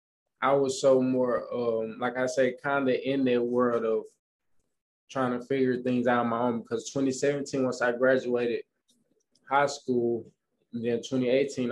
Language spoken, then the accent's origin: English; Pine Bluff, Arkansas, United States; now in Houston, United States; I come from Arkansas Pine Bluff, so it's very small. You know, it's a very, very small country kind of town.